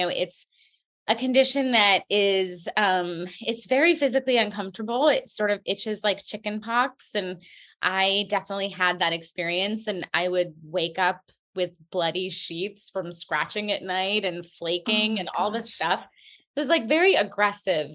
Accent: New York, United States; I'm a New Yorker. I live in Brooklyn

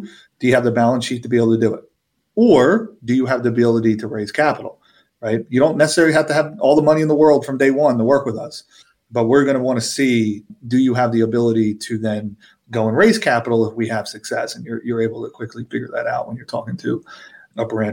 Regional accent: Philadelphia, Pennsylvania, United States; I'm from Philadelphia

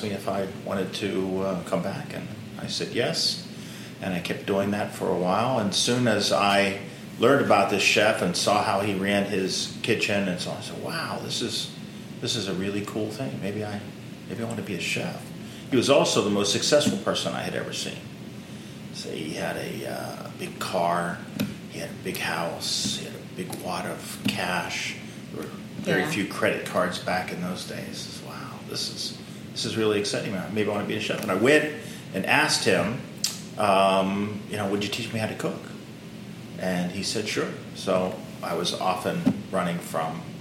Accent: Pittsburgh, Pennsylvania, United States; moved away; I'm from Pittsburgh, Pennsylvania. That's my hometown.

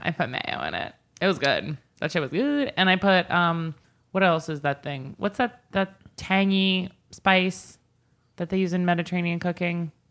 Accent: Northport, New York, United States; We used to have a Chinese restaurant in my hometown in Northport

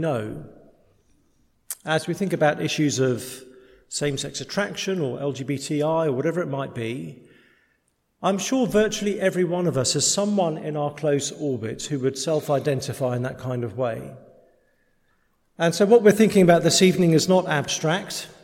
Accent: England, United Kingdom; We're English

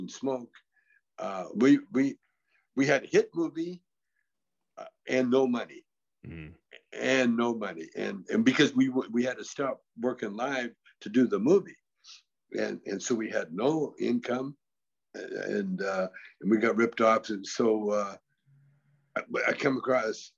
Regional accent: Vancouver, British Columbia, Canada; I grew up with them in Vancouver, you know, and in the gym, in Vancouver

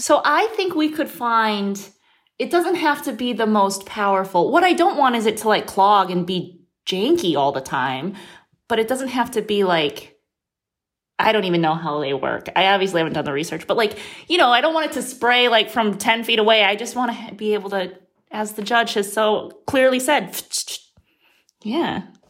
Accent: Midwest, United States; moved away; I grew up in the Midwest

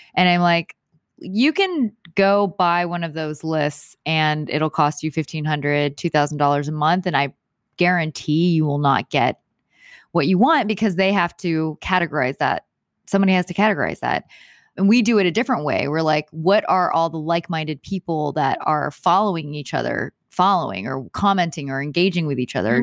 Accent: Houston, Texas, United States; moved away as an adult; now in Los Angeles, United States; I am from Houston, Houston, Texas.

